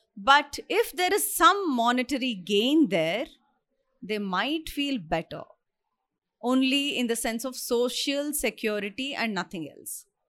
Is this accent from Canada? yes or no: no; India; I'm an Indian, I stay here